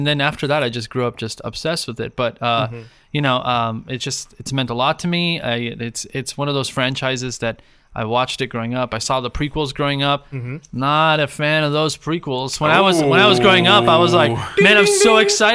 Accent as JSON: {"language": "English", "country": "Argentina", "tie": "born or raised there", "also_born_or_lived": "Mexico", "moved": "yes", "lives_now": "United States", "said": "I'm from Argentina. So I was born and raised there"}